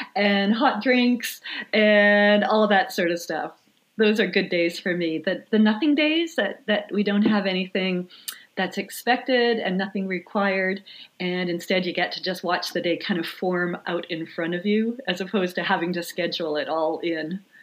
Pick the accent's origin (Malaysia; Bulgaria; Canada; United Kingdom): Canada; Swan River, Manitoba; I grew up in uh, the thriving metropolis of Swan River, Manitoba, which uh, is a tiny little town in northern Manitoba